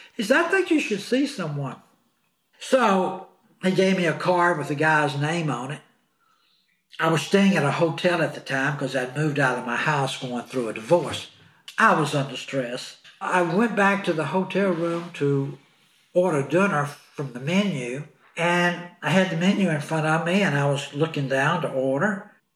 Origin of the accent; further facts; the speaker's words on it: Clarksdale, Mississippi, United States; moved away as an adult; now in Beverly Hills, United States; in Clarksdale, Mississippi, my hometown where my mom and dad still were